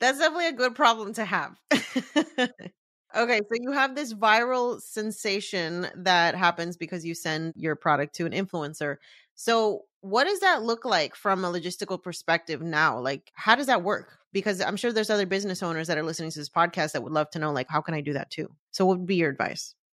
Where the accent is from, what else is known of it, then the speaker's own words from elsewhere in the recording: Puerto Rico; a fellow Boricua